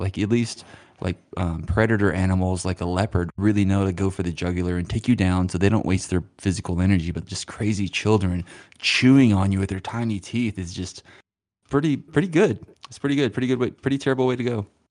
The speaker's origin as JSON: {"language": "English", "town": "Stamps", "region": "Arkansas", "country": "United States", "tie": "born or raised there", "moved": "yes", "said": "I'm technically from Stamps"}